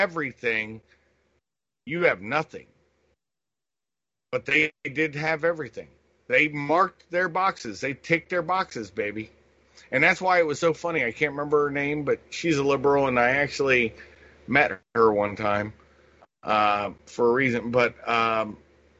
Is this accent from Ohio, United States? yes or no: yes; Columbus, Ohio, United States; I grew up in Columbus, Ohio